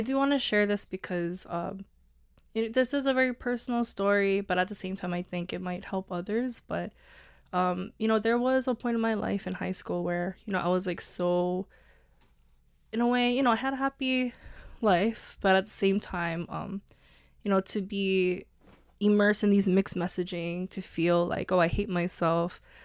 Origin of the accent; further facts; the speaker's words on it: Honolulu, Hawaii, United States; also born or lived in Oregon; I went to Farrington High School. I'm from Kalihi